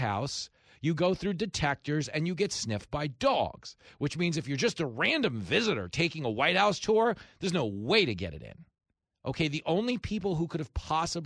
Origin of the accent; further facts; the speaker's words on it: Levittown, New York, United States; I grew up in Levittown, post-World War II veterans, returning home from the war to buy houses with the GI Bill